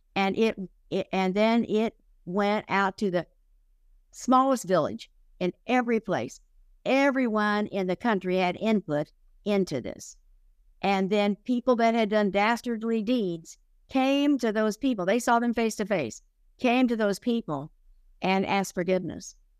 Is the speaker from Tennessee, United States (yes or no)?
no; Oklahoma, United States; I grew up in Oklahoma.